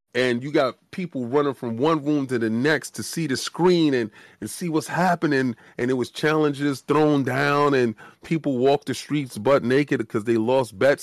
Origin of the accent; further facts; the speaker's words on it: New York City, New York, United States; we come from the South Bronx